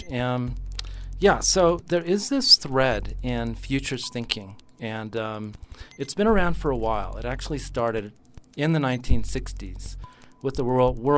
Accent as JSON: {"language": "English", "region": "California", "country": "United States", "tie": "born or raised there", "also_born_or_lived": "Mexico", "moved": "yes", "lives_now": "Australia", "said": "um, I'm part of the um, diaspora mexicano. Um, I live in Australia. I was born in California."}